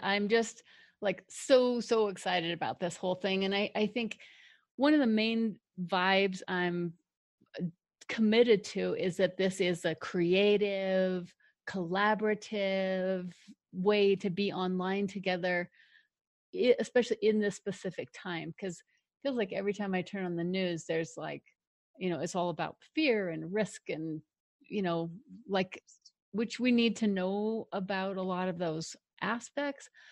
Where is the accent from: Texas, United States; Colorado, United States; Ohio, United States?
Colorado, United States; Denver; also born or lived in Longmont, Colorado; I grew up in Denver, one of a really big, huge family